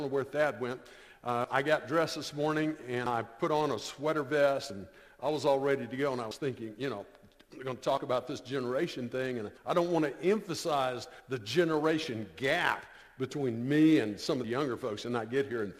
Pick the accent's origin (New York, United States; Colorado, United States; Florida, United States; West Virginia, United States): Florida, United States; I grew up in a non-Christian home. I'm from Florida